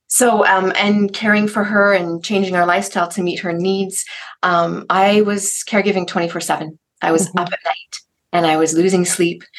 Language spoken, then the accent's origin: English; Canada; I'm from Canada